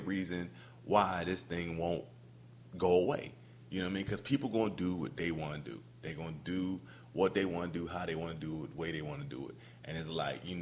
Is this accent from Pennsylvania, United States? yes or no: no; Camden, New Jersey, United States; I'm from Camden, New Jersey, and you know, we didn't have a lot. I mean, we didn't have a lot growing up